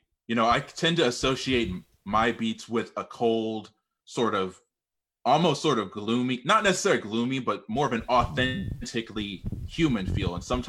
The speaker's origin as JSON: {"language": "English", "town": "St. Louis", "region": "Missouri", "country": "United States", "tie": "born or raised there", "said": "I am from St. Louis, Missouri. I've been here my whole life"}